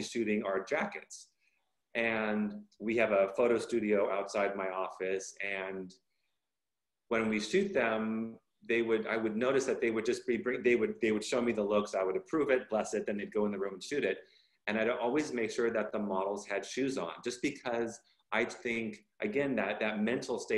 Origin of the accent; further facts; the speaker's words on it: Bay Area, Northern California, United States; also born or lived in Los Angeles, California; moved quite young to NoCal, Northern California, Bay Area. And so I have family and friends in down south. And then, of course, I grew up in Northern California